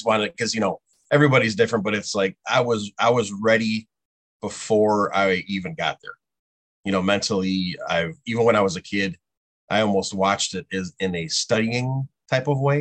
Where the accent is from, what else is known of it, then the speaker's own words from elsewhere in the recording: Lombard, Illinois, United States; I grew up in Lombard